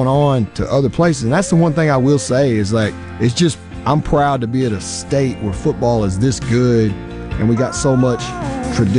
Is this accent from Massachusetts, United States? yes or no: no; Arkansas, United States; now in Mississippi, United States; I grew up in Arkansas.